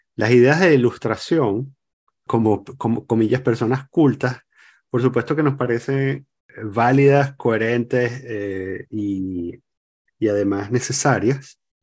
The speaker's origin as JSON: {"language": "Spanish", "country": "Venezuela", "moved": "yes", "said": "me sigo sintiendo venezolano"}